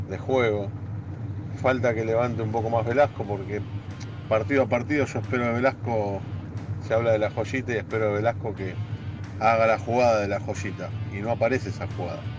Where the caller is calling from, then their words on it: Lanús, Buenos Aires Province, Argentina; Buen día gente … de Lanús.